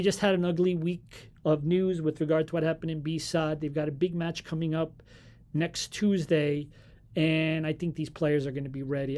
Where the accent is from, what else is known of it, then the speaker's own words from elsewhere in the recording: Arcos de Valdevez, Viana do Castelo, Portugal; my hometown team from Ath-, Atletico Valverde, Atletico dos Arcos